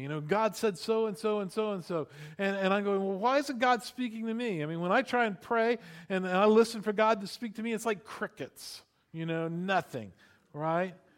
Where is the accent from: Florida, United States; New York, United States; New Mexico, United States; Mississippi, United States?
Florida, United States; I grew up in Florida